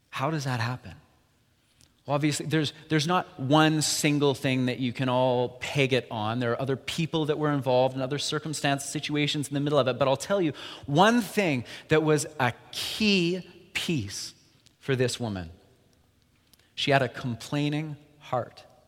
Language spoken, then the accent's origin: English; Alberta, Canada; moved away; We're both from Alberta initially